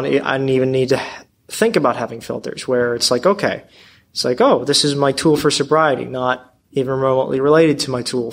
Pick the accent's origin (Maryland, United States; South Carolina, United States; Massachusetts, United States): Maryland, United States; Baltimore; I'm from Baltimore